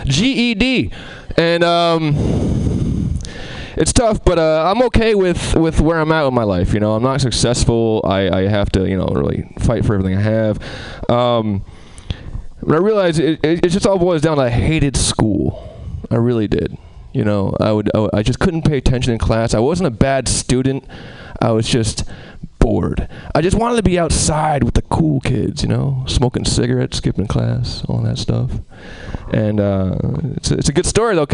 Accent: Albany, New York, United States; I'm from Albany, the capital

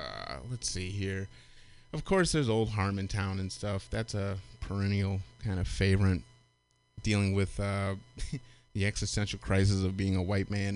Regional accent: Michigan, United States; Growing up in Michigan

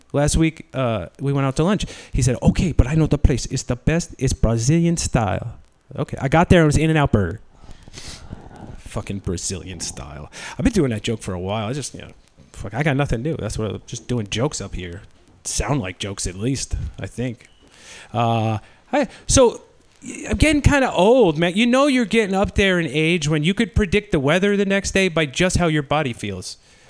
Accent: New York, United States; moved away; I'm from New York.

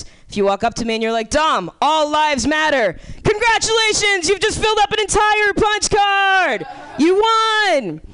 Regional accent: Miami, Florida, United States; moved away as an adult; now in San Francisco, United States; I grew up in Miami

